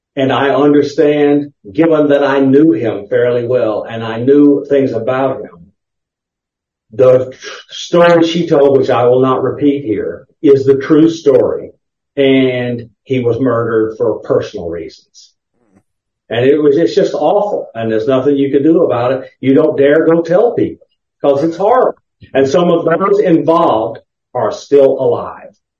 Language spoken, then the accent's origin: English; the South, United States; I grew up in the South